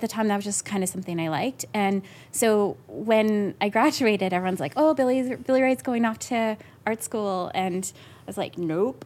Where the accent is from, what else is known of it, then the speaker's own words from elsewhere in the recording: Yorkton, Saskatchewan, Canada; I was born and raised there